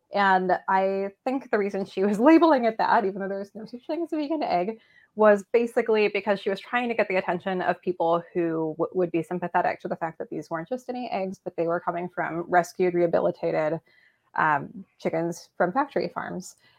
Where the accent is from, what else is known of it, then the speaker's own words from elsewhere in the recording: San Francisco, California, United States; moved away as an adult; now in Willamette Valley, Oregon, United States; I was born and raised in San Francisco.